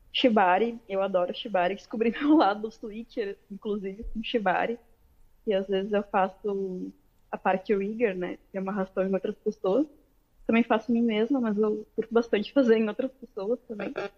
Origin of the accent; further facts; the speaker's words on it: Porto Alegre, Rio Grande do Sul, Brazil; Sou de Porto Alegre, Rio Grande do Sul